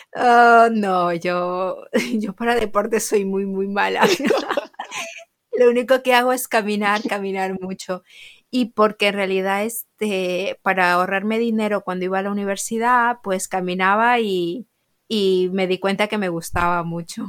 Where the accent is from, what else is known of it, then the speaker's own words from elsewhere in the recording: Peru; now in Mallorca, Spain; en Perú, de donde yo soy